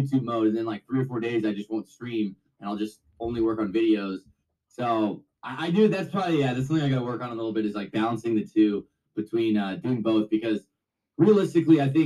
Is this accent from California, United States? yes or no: yes; Sacramento, California, United States; also born or lived in Las Vegas; I'm from Sacramento